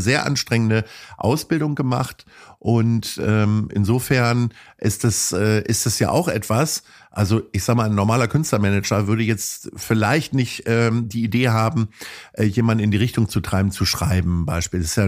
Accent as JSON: {"language": "German", "town": "Hanover", "region": "Lower Saxony", "country": "Germany", "tie": "born or raised there", "moved": "yes", "lives_now": "Hamburg, Germany", "said": "bin gebürtiger Hannoveraner"}